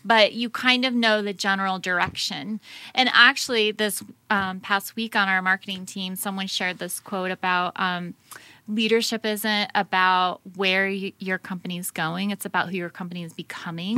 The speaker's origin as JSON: {"language": "English", "country": "United States", "said": "as an American"}